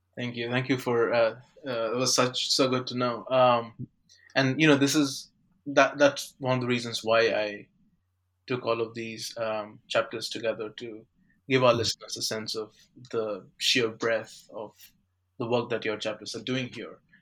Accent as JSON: {"language": "English", "town": "Serampore", "region": "West Bengal", "country": "India", "tie": "born or raised there", "said": "Srirampur, one of the towns in your Hooghly River project is my hometown"}